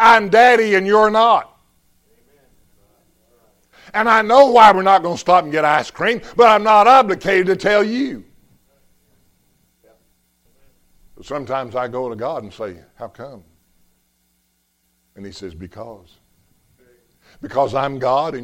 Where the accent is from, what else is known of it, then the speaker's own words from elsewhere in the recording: Texas, United States; I'm from Texas